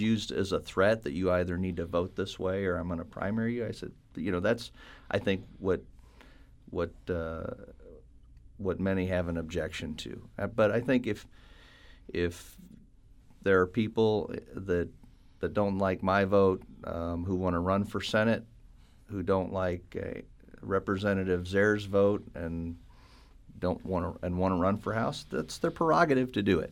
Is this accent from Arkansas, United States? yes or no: no; St. Charles, Missouri, United States; I was born and raised in Saint Charles